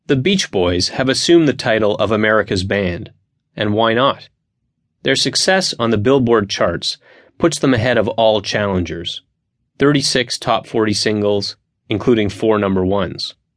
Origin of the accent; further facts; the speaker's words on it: Montreal, Quebec, Canada; in my hometown of Montreal